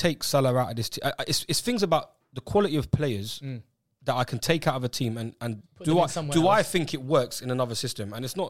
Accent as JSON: {"language": "English", "region": "England", "country": "United Kingdom", "said": "we always as English people"}